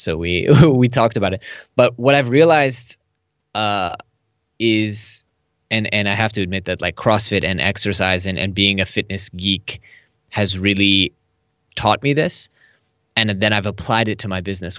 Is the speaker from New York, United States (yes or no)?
no; Silicon Valley, California, United States; moved away as an adult; now in Tel Aviv, Israel; I am originally from Silicon Valley. I lived there till I was twenty-four